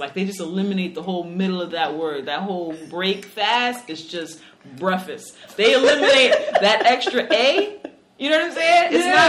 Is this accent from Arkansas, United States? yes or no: no; New York City, New York, United States; accent: New York; we're both from the Bronx, clearly from two different places in the Bronx.